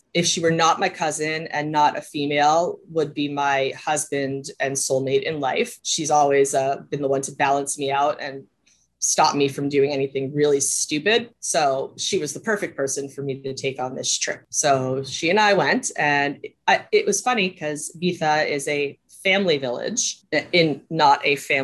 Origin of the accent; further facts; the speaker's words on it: Montreal, Quebec, Canada; moved away as an adult; also born or lived in United States; I lived from Montreal from the time I was 10 until I was 20